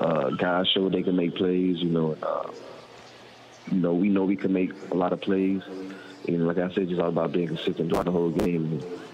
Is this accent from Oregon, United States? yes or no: no; Florida, United States